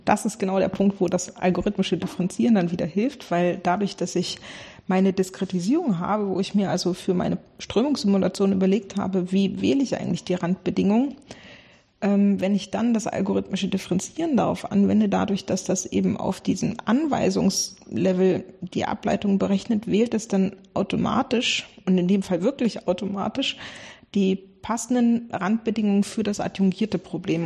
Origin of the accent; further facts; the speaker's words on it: Bremerhaven, Bremen, Germany; ich komme ursprünglich aus Bremerhaven